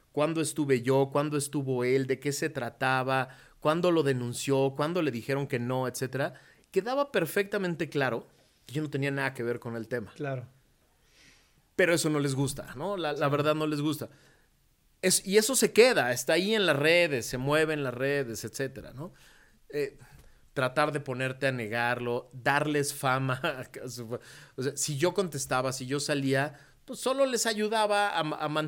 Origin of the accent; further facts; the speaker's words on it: Mexico; no, a ver, soy mexicano, 100%